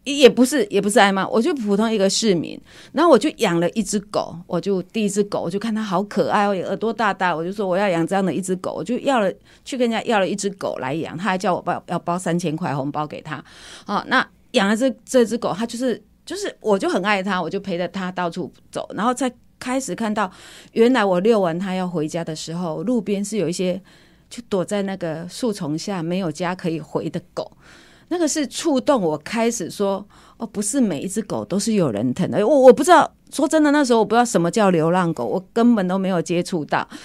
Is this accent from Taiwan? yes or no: yes; Kaohsiung, Taiwan; 那我来自， 来自高雄哈，我来自高雄。